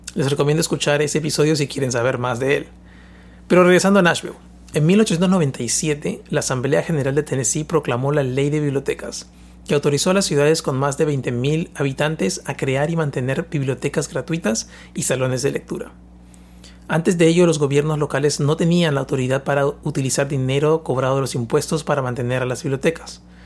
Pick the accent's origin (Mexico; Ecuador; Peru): Peru; moved away; Yo soy de Perú